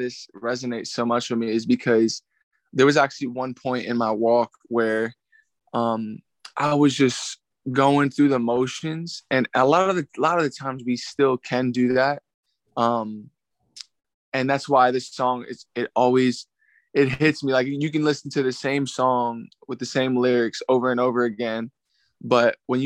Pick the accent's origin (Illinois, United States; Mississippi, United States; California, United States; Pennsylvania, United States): Pennsylvania, United States; Philadelphia; I'm from Philadelphia, PA, the north/northeast area. Born and raised there.